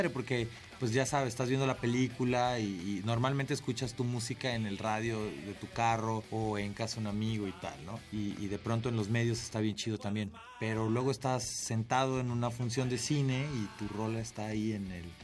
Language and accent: Spanish; Acapulco, Guerrero, Mexico; desde lo tropical, nosotros somos de Acapulco